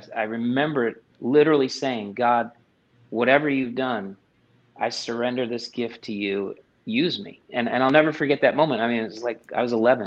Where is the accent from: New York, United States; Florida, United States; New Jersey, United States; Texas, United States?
New Jersey, United States; Middletown; moved away as an adult; now in Nashville, United States; I was born and raised in Middletown, New Jersey. And I reside now in Nashville, Tennessee